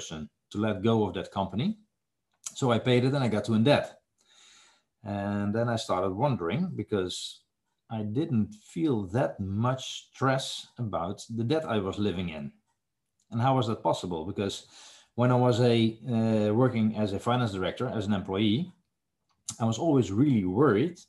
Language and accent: English; Netherlands; I am from the Netherlands, so it's the other side of the ocean